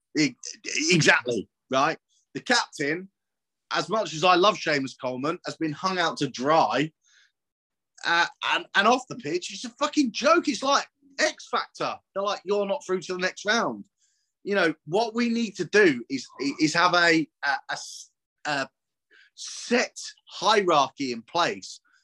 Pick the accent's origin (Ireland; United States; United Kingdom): United Kingdom; southern England; accent: southern; I was born down south, as you can tell from my beautiful accent